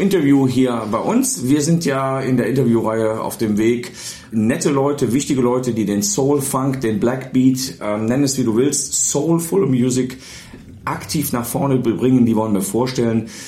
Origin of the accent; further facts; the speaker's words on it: Mönchengladbach, North Rhine-Westphalia, Germany; now in Bielefeld, Germany; Mönchengladbach, wo ich herstamme